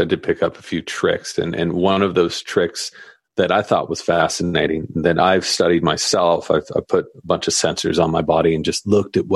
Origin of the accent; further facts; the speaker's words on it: Southern California, United States; growing up in Southern California